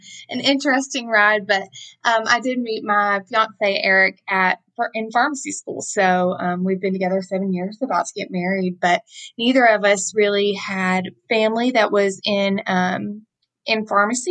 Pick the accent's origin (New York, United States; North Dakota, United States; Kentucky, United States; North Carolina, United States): Kentucky, United States; Hopkinsville; now in Nashville, United States; growing up in Hopkinsville, I did work in a small pharmacy just as the cashier